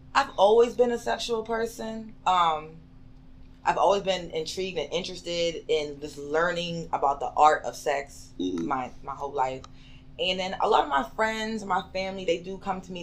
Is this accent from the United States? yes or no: yes; Bridgeport, Connecticut, United States; moved away as an adult; now in Georgia, United States; Originally, I am from Connecticut, from Bridgeport